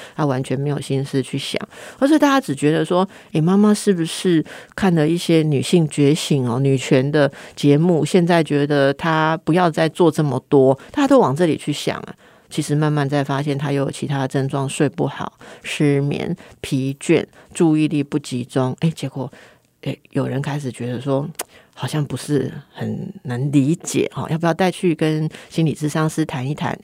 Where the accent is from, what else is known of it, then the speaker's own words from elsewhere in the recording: Taipei, Taiwan; 因为我是台北人呐